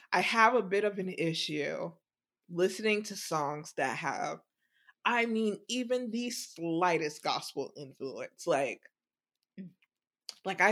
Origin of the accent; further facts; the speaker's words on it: the South, United States; I am from the South